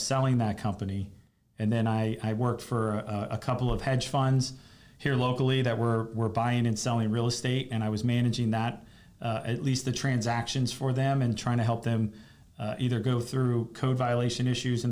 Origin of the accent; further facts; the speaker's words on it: Fort Lauderdale, Florida, United States; moved away; I grew up in Fort Lauderdale